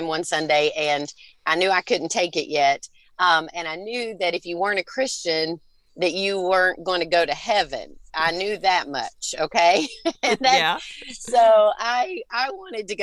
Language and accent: English; Kentucky, United States; moved away as an adult; now in Tennessee, United States; I was born in Kentucky, born and raised